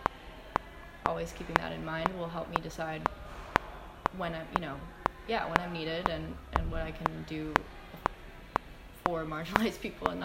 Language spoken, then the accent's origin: English; United States; my identity as an American citizen and my American passport